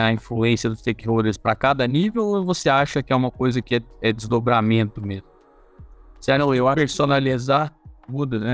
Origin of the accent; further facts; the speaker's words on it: Brazil; como é brasileiro